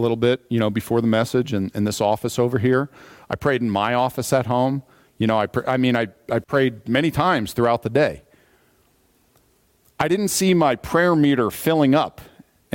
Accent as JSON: {"language": "English", "country": "United States", "said": "as an American"}